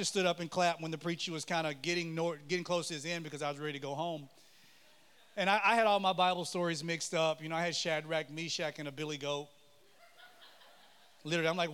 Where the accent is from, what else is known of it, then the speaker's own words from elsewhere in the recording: Mississippi, United States; I grew up in Mississippi. I was born in Mississippi, just a little ways from here